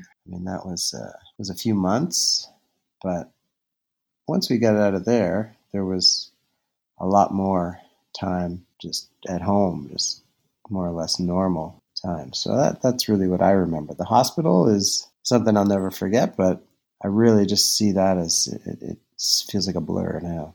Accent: Halifax, Nova Scotia, Canada; moved away as an adult; also born or lived in Victoria, British Columbia; I grew up in Halifax when I finished dental school at Dal

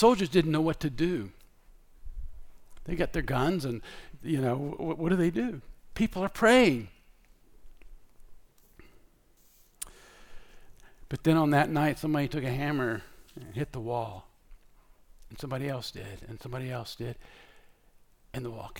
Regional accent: Scotland, United Kingdom; I'm Scottish

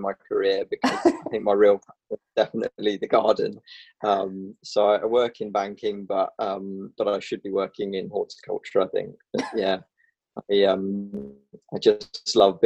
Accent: England, United Kingdom; moved away as an adult; also born or lived in London; now in Northern Ireland, United Kingdom; I'm the Englishman.

